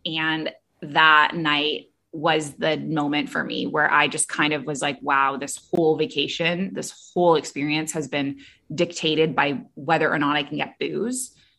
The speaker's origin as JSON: {"language": "English", "town": "Toronto", "region": "Ontario", "country": "Canada", "tie": "born or raised there", "also_born_or_lived": "Middle East", "moved": "yes", "said": "I'm from Canada originally, grew up in Toronto"}